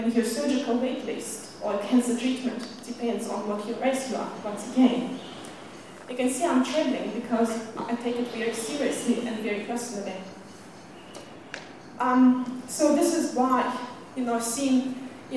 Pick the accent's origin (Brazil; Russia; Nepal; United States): Russia; moved away as an adult; now in Auckland, New Zealand; I came to New Zealand 10 years ago from Russia as soon as I turned 18, and never went back, and I never intended to go back. So growing up in Russia